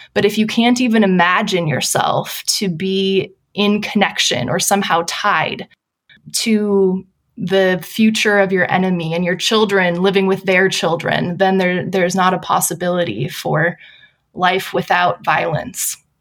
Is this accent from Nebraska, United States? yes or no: no; Wisconsin, United States; moved away as an adult; also born or lived in Pasadena, California; now in San Diego, United States; I'm originally from Wisconsin, I have fond memories of growing up in a church plant